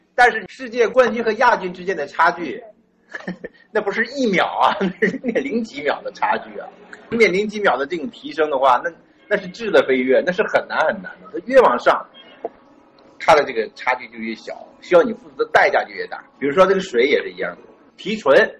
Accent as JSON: {"language": "Chinese", "country": "China", "said": "就是我们中国人太多了"}